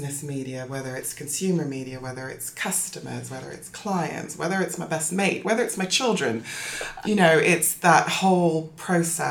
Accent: Toronto, Ontario, Canada; moved away as an adult; also born or lived in South London, United Kingdom / California, United States / Guyana; now in London, United Kingdom; I am British born, but, you know, brace yourself for a very odd accent. Moved to Canada when I was 7, so I grew up in Toronto.

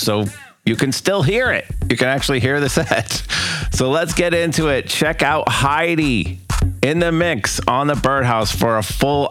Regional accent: Detroit, Michigan, United States; I'm from Detroit

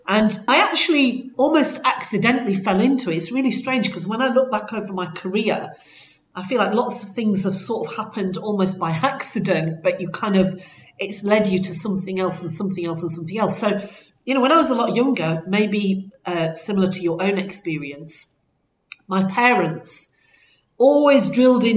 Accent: Bradford, Yorkshire and the Humber, United Kingdom; moved away; I'm actually originally from Bradford

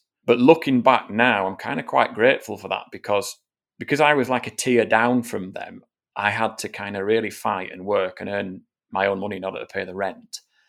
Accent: United Kingdom; it's to get from being a British rider that can win races.

